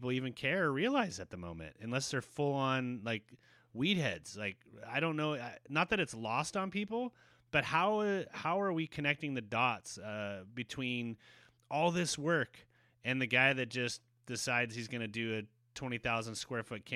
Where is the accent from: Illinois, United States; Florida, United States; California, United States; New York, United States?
California, United States; Santa Cruz; I'm from Santa Cruz